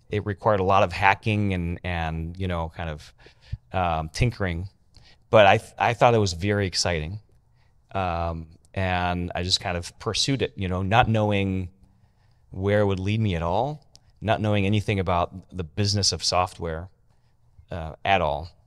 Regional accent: France; I'm French. Okay. I don't sound French, but I am French.

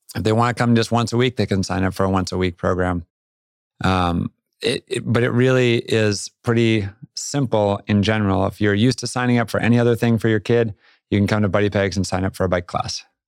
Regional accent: Boston suburbs, Massachusetts, United States; moved away as an adult; also born or lived in Vermont / Jackson, Wyoming; I grew up on the East Coast, Boston suburbs and school up in Vermont

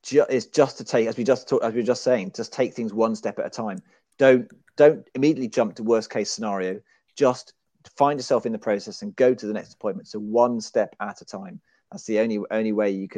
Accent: Fleet, South East England, United Kingdom; right here in my hometown of Fleet

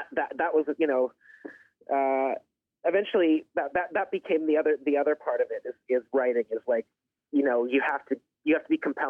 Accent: Toronto, Ontario, Canada; also born or lived in Pine Ridge, United States / Los Angeles, United States / Vermont, United States; I was born in Pine Ridge, South Dakota, but I'm the son of a movie star, and she moved us around from L.A. to Vermont and finally to Toronto.

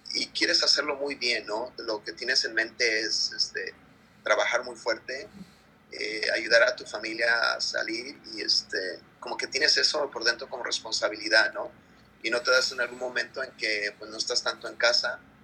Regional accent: Guerrero, Mexico; now in United States; En Guerrero, mi pueblo

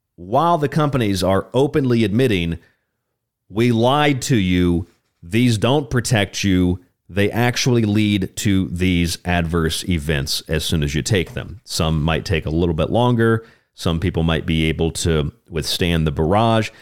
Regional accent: Florida, United States; my home state of Florida

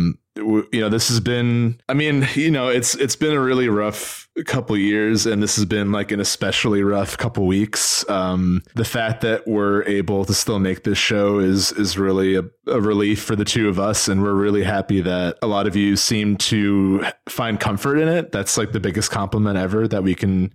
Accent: New Jersey, United States; we grew up in North Jersey, in and out of New York.

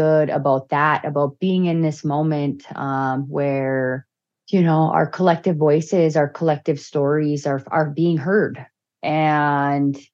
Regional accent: Bemidji, Minnesota, United States; also born or lived in Red Lake Nation; now in St. Paul, United States; back home in Bemidji

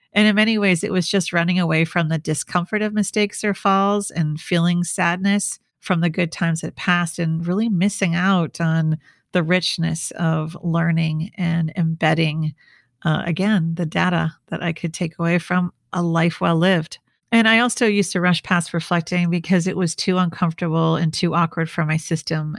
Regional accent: Minnesota, United States; also born or lived in New York / Washington, D.C. / Switzerland; now in San Diego, United States; I'm from the Midwest, I'm from Minnesota

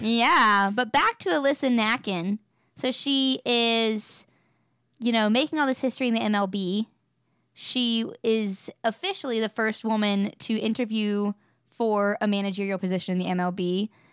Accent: West Virginia, United States; I'm from West Virginia. I've grown up cheering for the Mountaineers in every sport. I'm from a smaller town in West Virginia

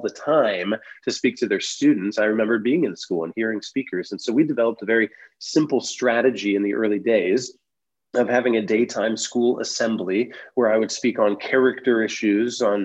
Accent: Van Wert, Ohio, United States; my hometown of Van Wert, Ohio

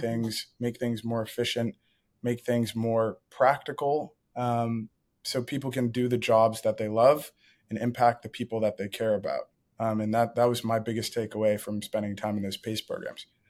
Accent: Ann Arbor, Michigan, United States; I grew up in Ann Arbor, Michigan

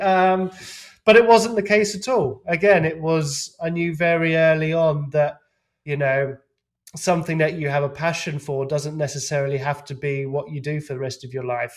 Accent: England, United Kingdom; being an English lout

